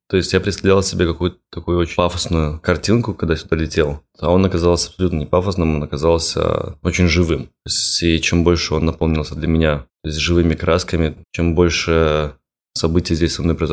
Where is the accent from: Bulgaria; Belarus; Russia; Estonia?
Belarus; Minsk; now in New York, United States; Я переехал э, в Америку из Беларуси. Э, из города Минск 26 августа 2016 года. И вот 4 года уже живу в Бруклине, Нью-Йорк.